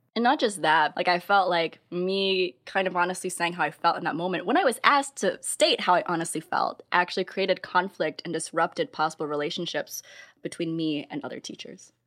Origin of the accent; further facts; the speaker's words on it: Midwest, United States; now in San Francisco Bay Area, United States; I come from the Midwest